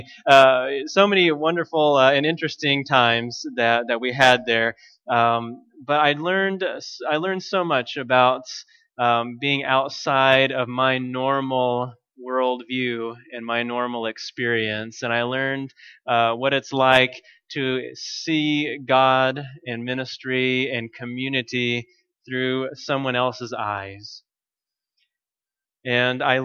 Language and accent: English; United States; I'm American